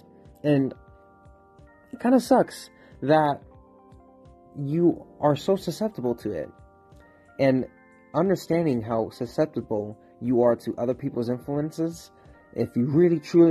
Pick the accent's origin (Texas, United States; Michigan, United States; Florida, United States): Florida, United States; moved away as an adult; now in Pittsburgh, United States; It's been 10 months, but I'm from Florida. You know, I came to this city